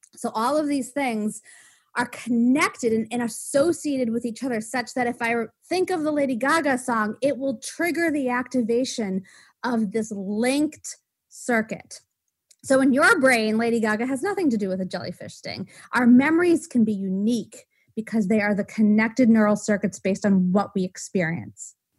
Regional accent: Waltham, Massachusetts, United States; I was born in Waltham, Massachusetts

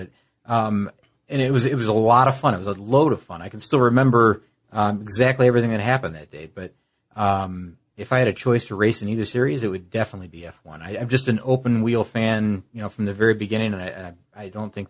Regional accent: Indianapolis, Indiana, United States; I grew up in Indianapolis or at a critical time, I was in Indianapolis and around the racetrack.

